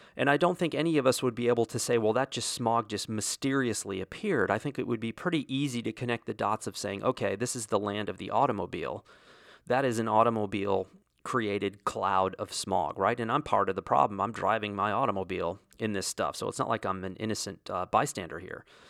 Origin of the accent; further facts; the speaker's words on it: Wyoming, United States; moved away; I grew up, at least in part, in Wyoming